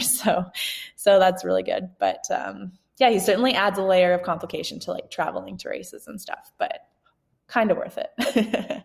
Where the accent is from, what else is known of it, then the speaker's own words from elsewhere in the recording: Canada; now in Bend, United States; growing up in Canada, I like winter